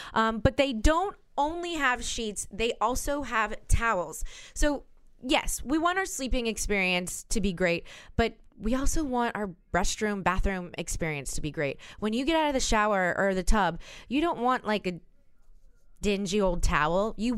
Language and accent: English; New Orleans, Louisiana, United States; now in New York, United States; You know I'm from New Orleans.